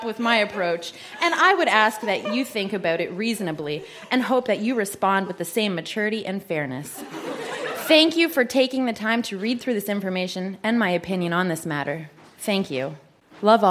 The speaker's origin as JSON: {"language": "English", "country": "Canada", "said": "as a Canadian citizen"}